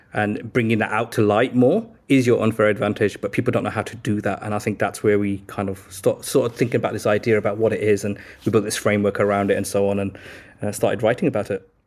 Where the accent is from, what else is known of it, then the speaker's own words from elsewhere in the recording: Birmingham, West Midlands, United Kingdom; moved away as an adult; now in London, United Kingdom; I grew up in, uh, Birmingham in the inner city